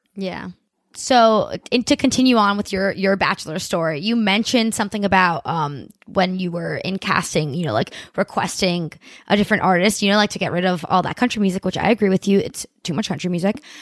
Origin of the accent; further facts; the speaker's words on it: Miami, Florida, United States; also born or lived in Bogota, Colombia; I'm in Miami right now, which I'm from Miami